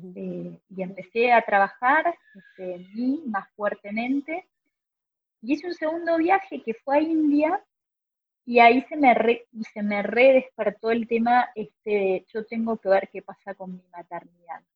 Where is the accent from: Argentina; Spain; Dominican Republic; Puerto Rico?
Argentina